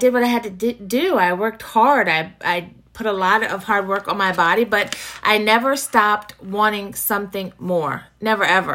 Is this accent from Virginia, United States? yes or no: yes; Virginia, United States; I grew up in Virginia. I've lived in Virginia my entire life.